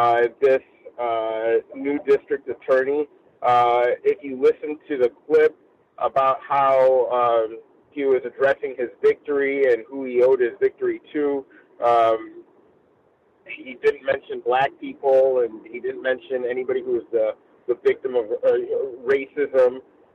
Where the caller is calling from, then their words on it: Costa Mesa, California, United States; I'm reporting from Costa Mesa, California this evening